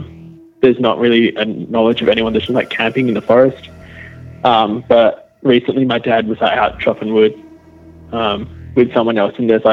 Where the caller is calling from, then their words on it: Western Australia, Australia; I'm calling from Western Australia.